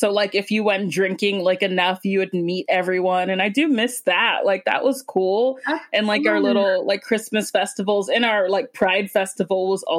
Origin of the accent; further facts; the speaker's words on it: Georgia, United States; moved away as an adult; also born or lived in Queens, New York; now in New York, United States; I'm from Georgia.